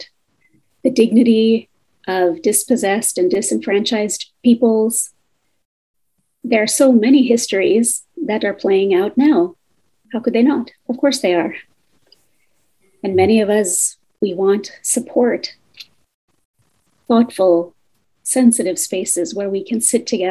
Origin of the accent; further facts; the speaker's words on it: United States; my family's migration story from India to the US